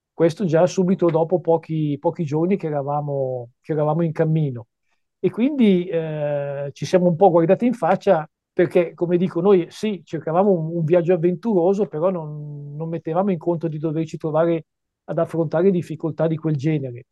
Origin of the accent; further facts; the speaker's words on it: Varese, Lombardy, Italy; io vengo da, da Varese, un, una bella cittadina vicina a Milano, ai piedi delle Prealpi